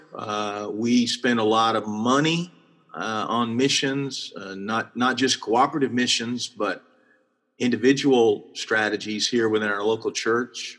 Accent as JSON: {"language": "English", "region": "Texas", "country": "United States", "said": "I'm from Texas"}